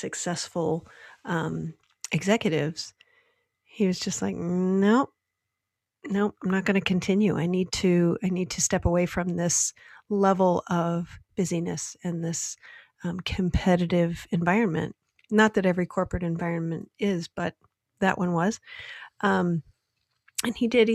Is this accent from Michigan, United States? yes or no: yes; Michigan, United States; Growing up in Michigan, my dad worked for Ford Motor Company.